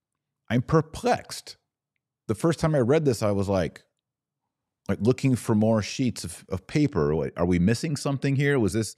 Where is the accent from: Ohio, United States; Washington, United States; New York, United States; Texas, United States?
Texas, United States; And I didn't grow up in the Bavarian Hills, but I grew up in Texas. And the beauty of Texas and the Rio Grande and the hill country and the pine forests of Tyler, Texas